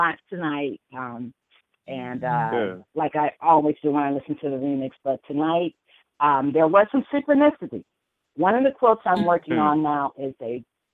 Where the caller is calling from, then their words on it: Cleveland, Ohio, United States; I'm calling from Cleveland.